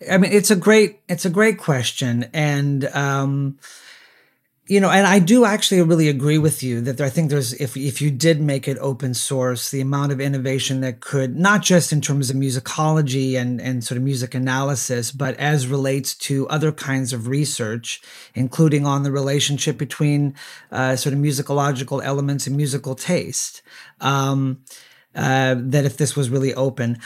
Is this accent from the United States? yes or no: yes; Southern California, United States; my hometown in Southern California